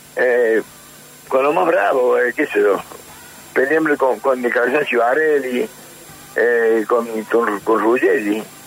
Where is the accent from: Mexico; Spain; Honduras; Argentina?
Argentina; Córdoba; moved away as an adult; also born or lived in San Martín de Tucumán; yo cuando me fui de Córdoba, ya grande, ya, eh, 19 años, me voy a San Martín de Tucumán